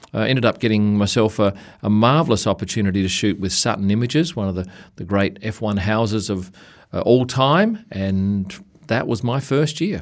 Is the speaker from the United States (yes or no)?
no; Australia; we come from Australia, we, we see spiders and snakes in our house